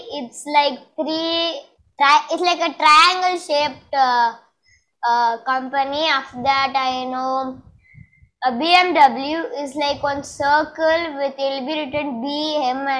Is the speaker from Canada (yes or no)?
no; India; I am 12 years old. I am from India